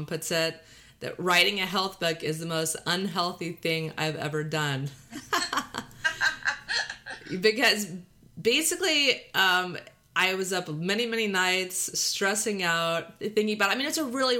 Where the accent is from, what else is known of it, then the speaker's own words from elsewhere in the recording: Texas, United States; accent: Texas drawl; valley girl; now in California, United States; we're both from Texas, so I'm grew up in Texas with this drawl